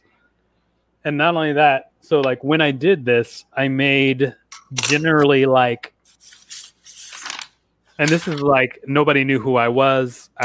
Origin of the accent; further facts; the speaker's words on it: Huntsville, Alabama, United States; I grew up in Huntsville, Alabama